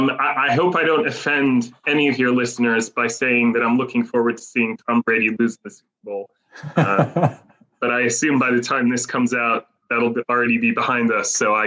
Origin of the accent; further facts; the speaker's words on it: Jerusalem, Jerusalem District, Israel; also born or lived in Harrisburg, Pennsylvania, United States; as you can probably hear from my accent, originally from the US of A, Harrisburg, PA, to be exact. And then at the age of 7, moved to Israel with my family. So grew up in Jerusalem, and which is where I live now.